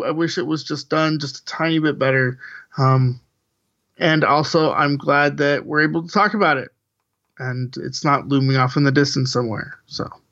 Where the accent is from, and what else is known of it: United States